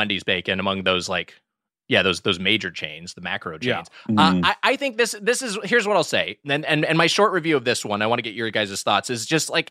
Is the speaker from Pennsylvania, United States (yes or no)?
no; Southern California, United States; I grew up in Southern California